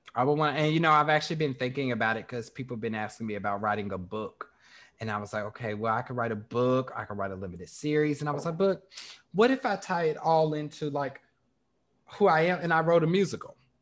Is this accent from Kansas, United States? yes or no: yes; Kansas City, Kansas, United States; moved away; growing up in Kansas